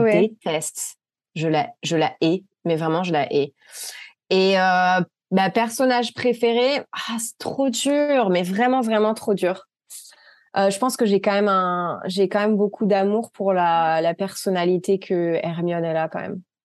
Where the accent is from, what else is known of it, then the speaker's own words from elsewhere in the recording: France; moved away as an adult; now in United States; je suis française, j'ai 30 ans